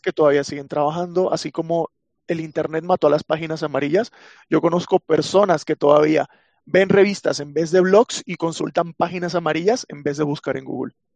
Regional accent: Venezuela; soy de Venezuela

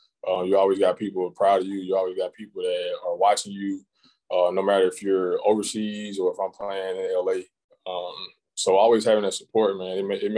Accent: Goodwater, Alabama, United States; Very, very small town, probably 500-600 people. Not much going on here but basketball, football.

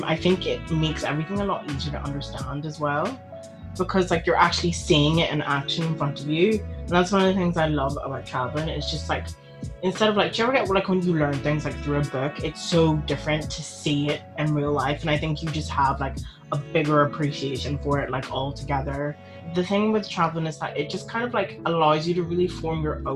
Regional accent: Belfast, Northern Ireland, United Kingdom; also born or lived in Ghana / England; I moved to Belfast like completely, I actually, like, my parents were already here and I came from Ghana on my own

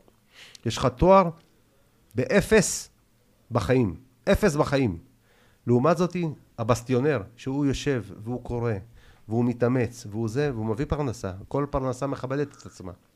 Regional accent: Israel; also born or lived in Tashkent, Uzbekistan; אני בכלל לא נולדתי בארץ. אני ביבוא אישי. עליתי בגיל שלוש, אתה מבין? מתשכנת

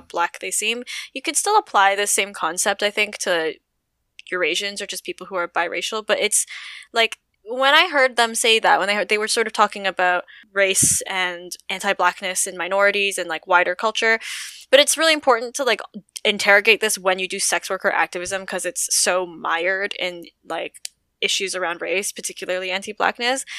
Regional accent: Toronto, Ontario, Canada; I am born and raised in Toronto, Canada.

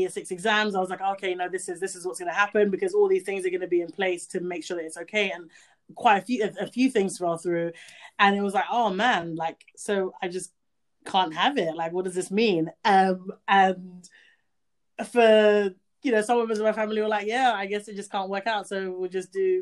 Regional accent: Gambia; I grew up in Gambia

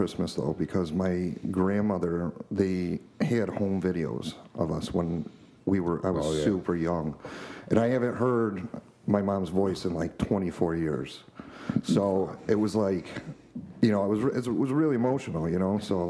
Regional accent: Whitesboro, New York, United States; also born or lived in Utica, New York / Nashville, Tennessee; I grew up in Utica until I was 9. My mom passed away, and I moved with my dad and my stepmom to Whitesboro until I was 18.

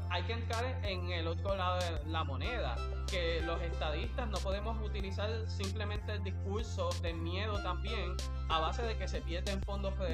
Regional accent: Puerto Rico; vamos a perder nuestra cultura, nuestras tradiciones, nuestras costumbres, los que nuestra identidad como puertorriqueño.

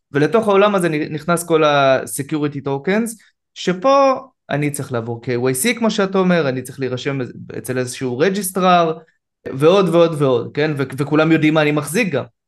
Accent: Israel; אני כישראלי

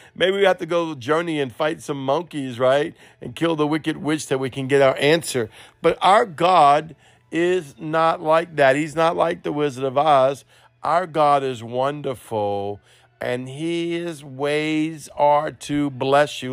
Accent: New Orleans, Louisiana, United States; accent: Cajun; Me and my Cajun broken accent, uh, New Orleans style

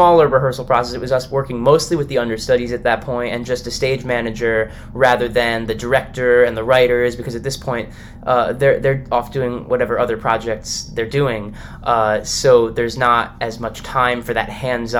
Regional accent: United States; I'm from the New York, New Jersey area, so this feels like my home

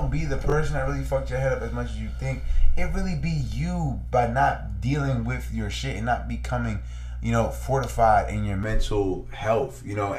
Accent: New York, United States; I'm actually from New York

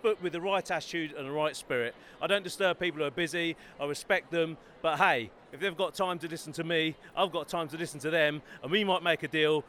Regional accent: Bedford, East of England, United Kingdom; also born or lived in Norwich; now in London, United Kingdom; I'm actually originally from Bedford. Yeah, grew up there. Lived in Norwich for over 10 years. Moved to Norwich and came down to London.

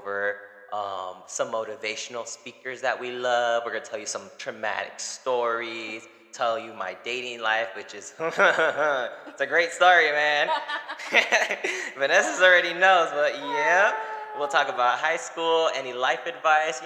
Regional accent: Long Beach, California, United States; I grew up in Long Beach, born and raised, Northside LBC

